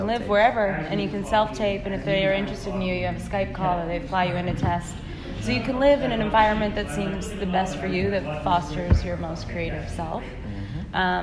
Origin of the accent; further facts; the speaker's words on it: Canada; I'm from Canada